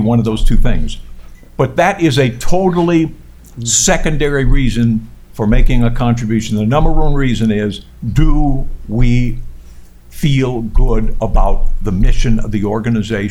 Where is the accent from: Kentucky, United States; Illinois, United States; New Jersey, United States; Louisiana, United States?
Louisiana, United States; New Orleans; moved away; I grew up very poor in New Orleans